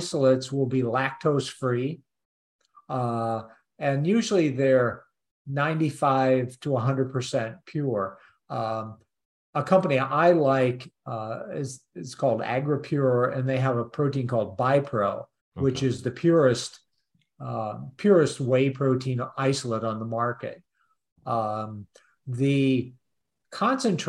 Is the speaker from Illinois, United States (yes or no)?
yes; Peoria, Illinois, United States; also born or lived in Champaign, Illinois; I grew up over around Peoria